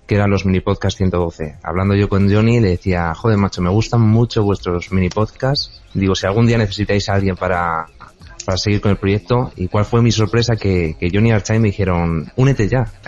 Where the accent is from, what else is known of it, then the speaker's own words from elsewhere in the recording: Madrid, Community of Madrid, Spain; yo soy de Madrid, tengo 18 añitos